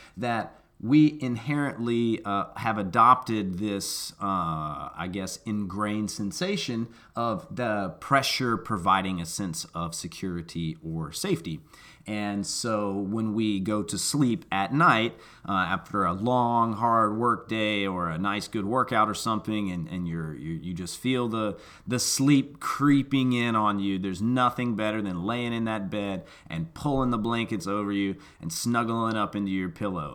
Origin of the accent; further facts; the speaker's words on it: Memphis, Tennessee, United States; me growing up in Memphis, Tennessee, speaking one language barely